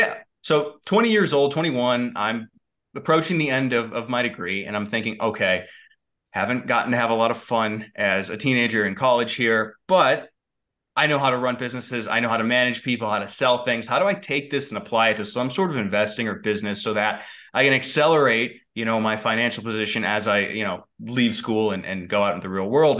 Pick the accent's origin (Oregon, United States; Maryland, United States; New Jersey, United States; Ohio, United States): Ohio, United States; Valley City, Medina, Litchfield area; now in Colorado Springs, United States; I grew up in a, in a cornfield in Ohio